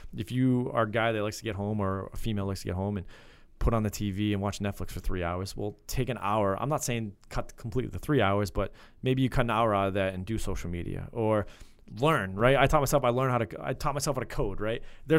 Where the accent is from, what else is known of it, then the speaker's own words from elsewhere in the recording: Bellingham, Washington, United States; So we're both from Bellingham. So we Bellingham Blackhawks.